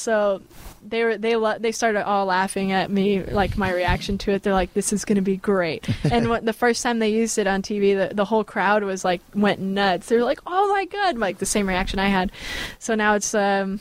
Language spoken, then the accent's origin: English; Bay Area, California, United States; I'm from the Bay Area.